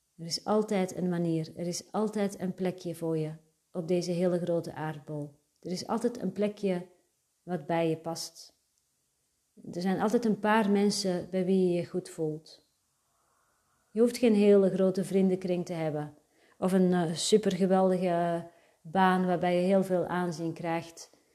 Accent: Antwerp, Flanders, Belgium; Daarvoor was de plek waar ik opgroeide perfect. Antwerpen

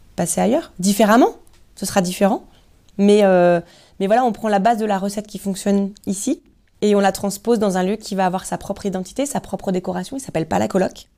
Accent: Lorient area, South Brittany, France; je suis, je suis vraiment Bretagne Sud, moi.

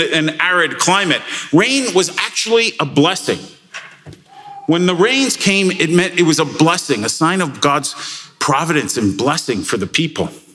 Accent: Canada; we're Canadian

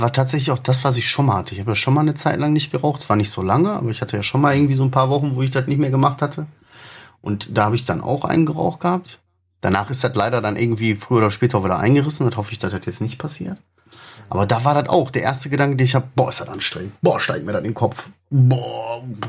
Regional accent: Germany; Wir sind Deutsche

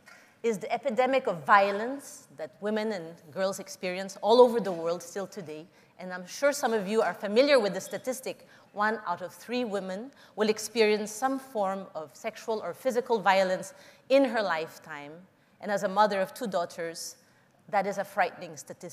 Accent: Philippines; I was born and raised in the Philippines

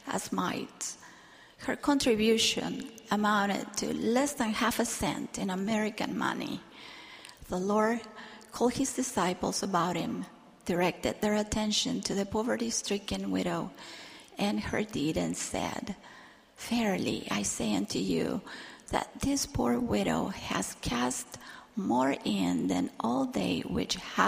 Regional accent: Argentina; Victoria was one of the primary teachers in my branch while I was growing up in Argentina

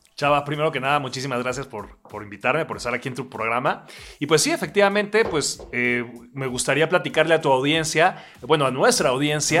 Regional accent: Oaxaca, Mexico; soy un oaxaqueño de 39 años

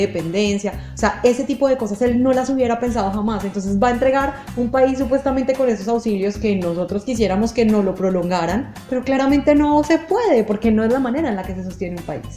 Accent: Colombia; en mi país

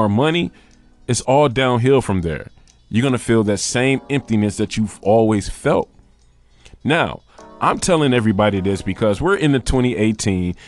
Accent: Michigan, United States; now in New York, United States; originally I'm from Michigan and I'm in New York

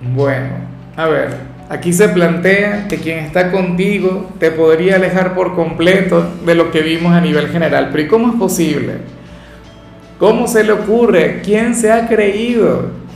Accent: Venezuela; yo no soy profeta en mi tierra

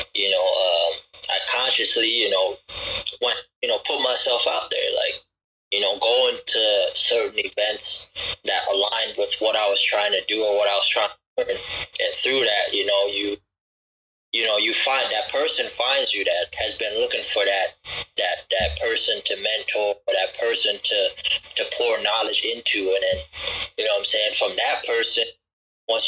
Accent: Sioux Falls, South Dakota, United States; born or raised there; also born or lived in Gambia

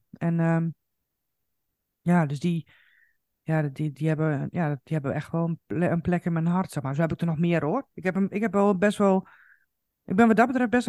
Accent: Coevorden, Drenthe, Netherlands; now in Zaandam, Netherlands; ik ben vanuit Koevoorden dus naar Zaandam gegaan. Maar natuurlijk ehm, heb ik ook eh, eh, familie en, ehm, en, en, vrienden in Koevorden.

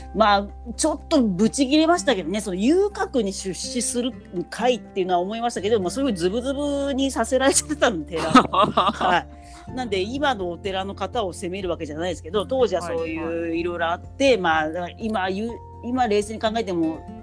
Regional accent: Kanto, Japan; 私みたいなぼやっとした関東の人間

